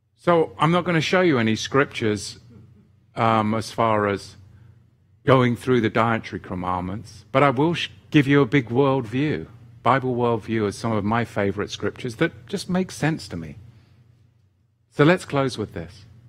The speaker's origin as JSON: {"language": "English", "region": "England", "country": "United Kingdom", "tie": "born or raised there", "moved": "yes", "lives_now": "Oregon, United States", "said": "when I was a boy growing up in England"}